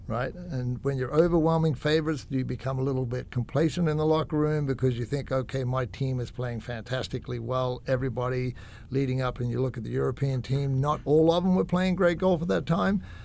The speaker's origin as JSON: {"language": "English", "country": "Australia", "said": "I'm Aussie"}